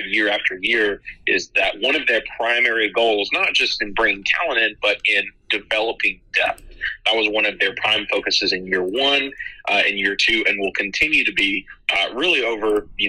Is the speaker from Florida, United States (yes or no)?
no; Virginia, United States; I wasn't just added because I'm from the Tidewater area and can offer you that access.